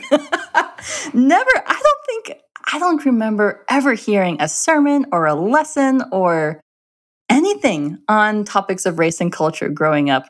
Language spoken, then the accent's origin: English; Minnesota, United States; I am, I am an Indian girl, a brown-skinned Indian girl in a Scandinavian community in Minnesota.